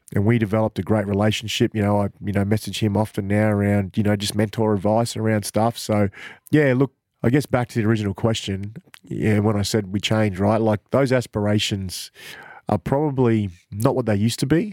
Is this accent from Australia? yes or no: yes; Cairns, Queensland, Australia; now in Mackay, Australia; I'm from Cairns